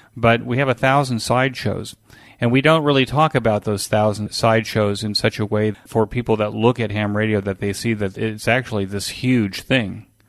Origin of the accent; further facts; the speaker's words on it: United States; we did as kids growing up in America